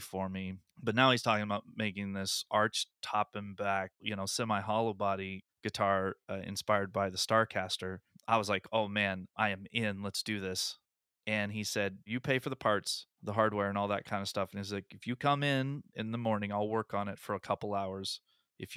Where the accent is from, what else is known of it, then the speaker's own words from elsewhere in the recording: Iowa, United States; a handful of guys who make guitars born and raised in Iowa